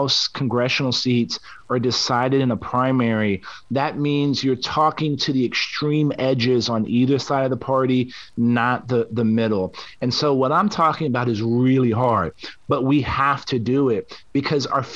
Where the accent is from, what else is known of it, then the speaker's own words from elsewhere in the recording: San Antonio, Texas, United States; I grew up in San Antonio.